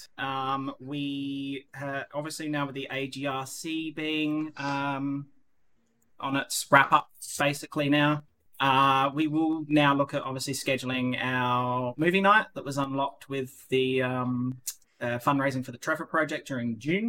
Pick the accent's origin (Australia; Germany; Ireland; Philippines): Australia; now in Netherlands; I'm an Australian